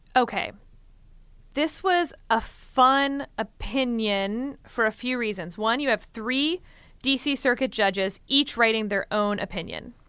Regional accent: Texas, United States; I'm from Texas

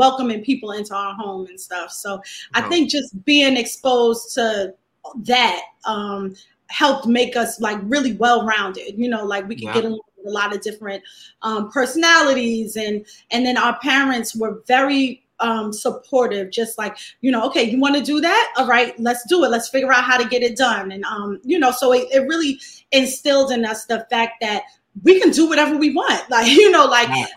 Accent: New York City, New York, United States; Born and raised in Fort Greene.

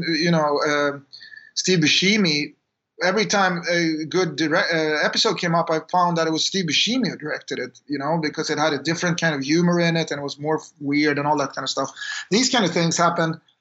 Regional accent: Sweden; we grew up in Sweden

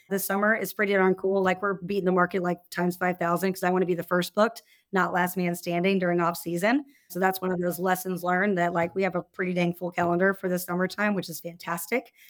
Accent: Austin, Texas, United States; I'm from Austin

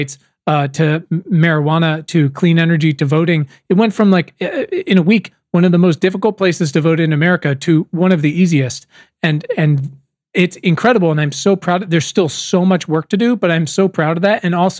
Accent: Virginia, United States; now in Los Angeles, United States; I spend most of my time in Los Angeles, but I'm from Virginia and I'm actually here now.

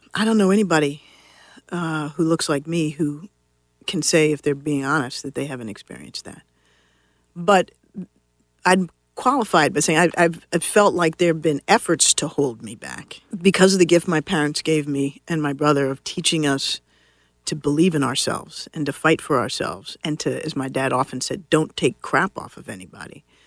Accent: Washington, District of Columbia, United States; I grew up here in Washington D.C.

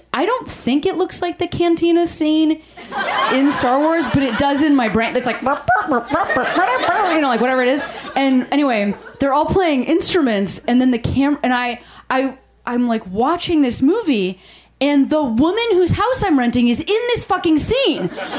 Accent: Chicago, Illinois, United States; She's a nice person. I'm from Chicago.

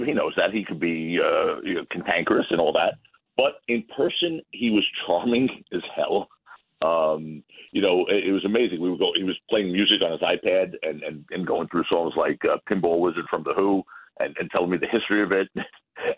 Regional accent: New York, United States; I'm a New Yorker.

